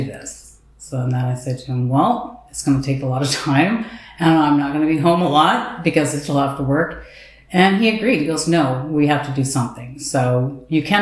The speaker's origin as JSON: {"language": "English", "town": "Highland Grove", "region": "Ontario", "country": "Canada", "tie": "born or raised there", "said": "We both were born and raised in Highland Grove"}